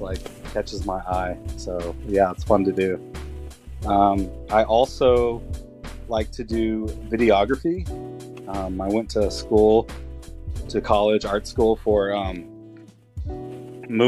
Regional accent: Tulsa, Oklahoma, United States; moved away as an adult; I am originally from Tulsa, Oklahoma. Lived there for about, I would say about 21, 22 years.

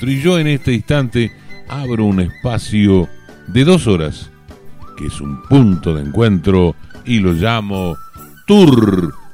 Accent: southwest Buenos Aires Province, Argentina; orgulloso de ser habitante de este suroeste bonaerense, pero más orgulloso y con todo amor les digo que yo soy y me siento argentino. Por eso nunca olvido mi raíz.

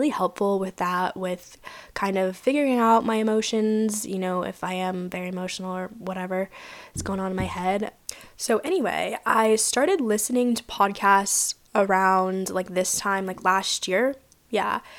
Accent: Virginia, United States; moved away as an adult; now in San Diego, United States; I'm not originally from California. I'm originally from Virginia. That's where I graduated high school.

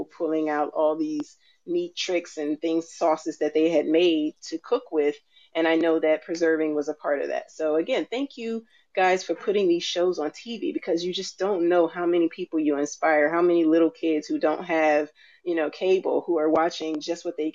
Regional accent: Alabama, United States; I grew up down south in Alabama

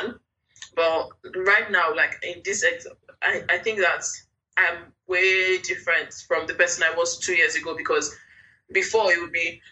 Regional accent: Jos, Plateau, Nigeria; I grew up in Jos

